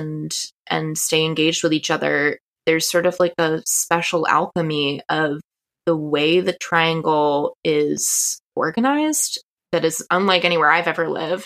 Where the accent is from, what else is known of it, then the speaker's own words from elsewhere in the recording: Massachusetts, United States; moved away as an adult; also born or lived in Ohio / Portland, Maine; now in North Carolina, United States; Yeah, I grew up in Massachusetts, and then I went to college in Ohio and moved back to Portland, Maine after that.